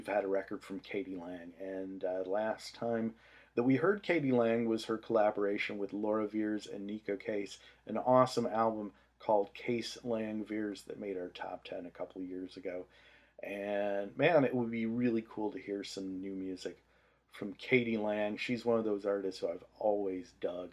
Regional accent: Detroit, Michigan, United States; growing up in Detroit, you know, Canada was a neighbor

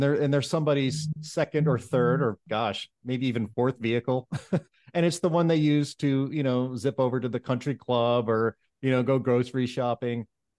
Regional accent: Pittsburgh, Pennsylvania, United States; I'm from Pittsburgh, and I travel back and forth from Pittsburgh a few times a year.

